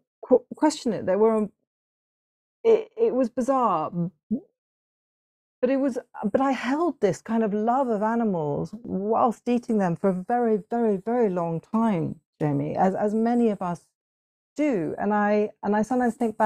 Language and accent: English; Hong Kong; I grew up in Hong Kong